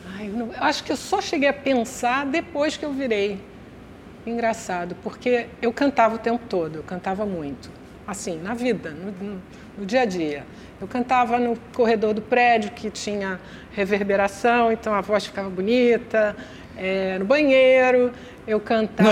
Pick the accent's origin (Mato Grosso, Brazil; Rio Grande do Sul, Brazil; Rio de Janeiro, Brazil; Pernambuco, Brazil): Rio de Janeiro, Brazil; eu sou meio Copacabana, meio Tijuca. Porque eu, eu nasci em Copacabana e até os oito anos eu morava em Copacabana